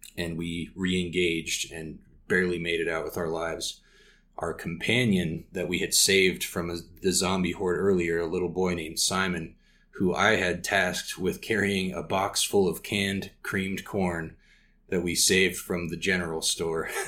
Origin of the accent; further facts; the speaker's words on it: Casper, Wyoming, United States; opened a game store here in my hometown called Next Level Games. If you're ever in Casper, Wyoming